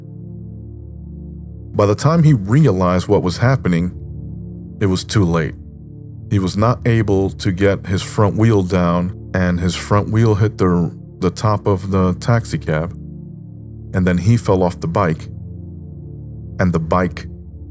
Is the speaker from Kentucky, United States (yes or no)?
no; New York, United States; growing up in New York